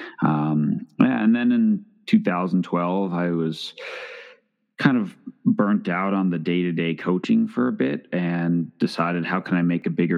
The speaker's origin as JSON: {"language": "English", "area": "Long Island", "region": "New York", "country": "United States", "tie": "born or raised there", "said": "I grew up in New York"}